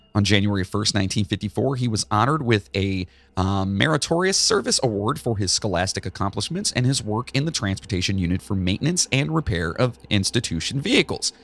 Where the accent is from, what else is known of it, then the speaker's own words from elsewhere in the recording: Charleston, West Virginia, United States; I was born in Charleston